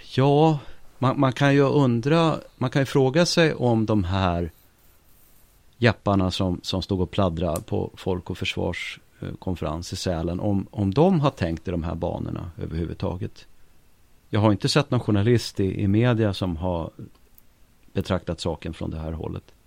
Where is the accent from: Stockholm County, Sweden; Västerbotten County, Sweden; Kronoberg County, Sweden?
Stockholm County, Sweden; Stockholm; Jag kommer från eh, Hökarängen